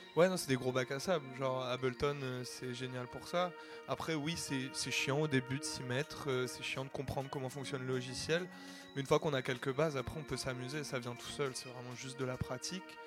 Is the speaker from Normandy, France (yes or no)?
yes; Caen, Normandy, France; Je viens de Normandie, à Caen à la base